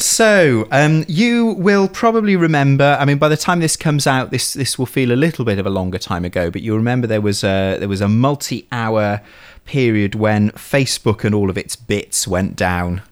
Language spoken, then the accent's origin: English; Bolton, North West England, United Kingdom; I was born in Bolton